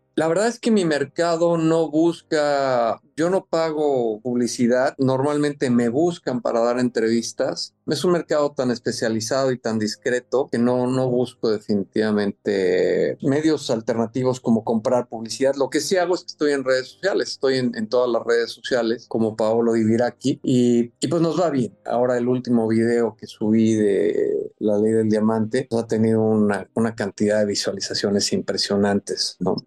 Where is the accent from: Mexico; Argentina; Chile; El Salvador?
Mexico; soy mexicano y soy orgullosamente mexicano